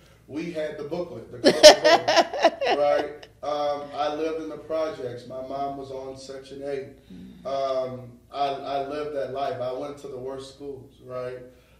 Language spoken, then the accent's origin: English; New Orleans, Louisiana, United States; So when people always say, well, you don't sound like you from New Orleans, I know I sound like I'm from New York, right?